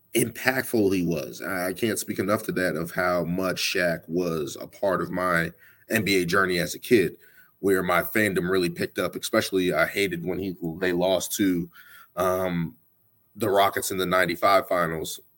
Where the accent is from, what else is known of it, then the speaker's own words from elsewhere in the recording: Boston, Massachusetts, United States; I'm from Boston